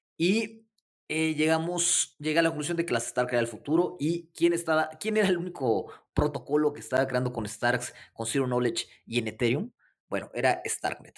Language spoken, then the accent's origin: Spanish; Mexico City, Mexico; soy de la Ciudad de México